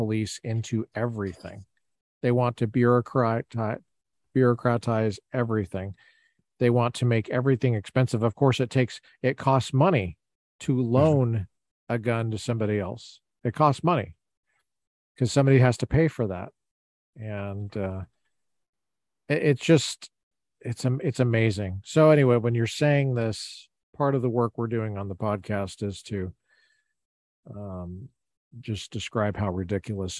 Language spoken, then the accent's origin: English; Colorado, United States; I'm a Colorado boy.